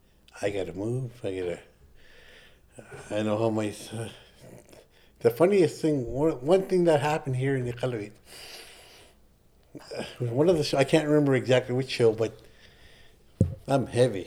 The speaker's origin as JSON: {"language": "English", "town": "Chesterfield", "region": "East Midlands", "country": "United Kingdom", "said": "I'm from Chesterfield. This is how we roll."}